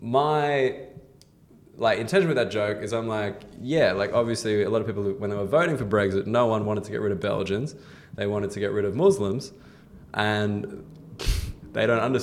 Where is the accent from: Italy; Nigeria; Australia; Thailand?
Australia; moved away as an adult; now in United Kingdom